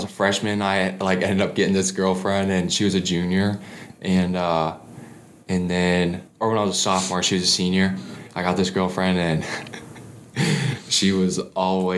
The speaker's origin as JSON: {"language": "English", "town": "Tinley Park", "region": "Illinois", "country": "United States", "said": "I'm from Tinley Park"}